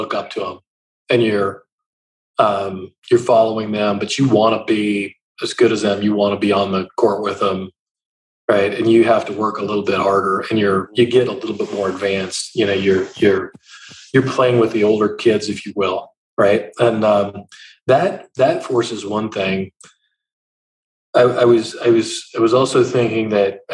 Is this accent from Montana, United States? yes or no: yes; Eastern Montana, United States; moved away as an adult; also born or lived in South Georgia; now in Columbus, United States; You're on the plains of Eastern Montana.